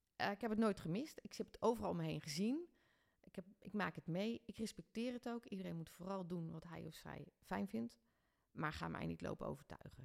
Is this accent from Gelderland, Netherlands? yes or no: yes; Ede, Gelderland, Netherlands; also born or lived in Doesburg; now in Ede, Netherlands; ik ben in Ede opgegroeid